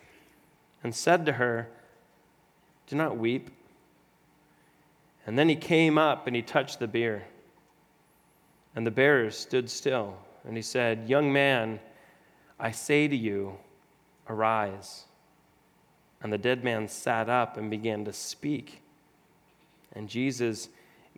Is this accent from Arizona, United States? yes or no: yes; Arizona, United States; I'm born and raised in Arizona